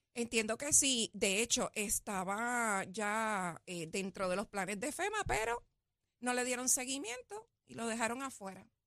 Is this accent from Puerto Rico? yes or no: yes; Guaynabo, Puerto Rico; yo vengo del pueblo de Guainabo, soy nacida y criada en Guainabo